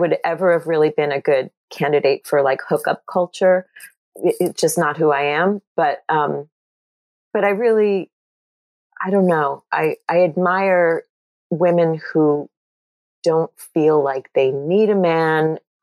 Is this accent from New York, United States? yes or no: yes; Long Island, New York, United States; I grew up in Jewish culture on Long Island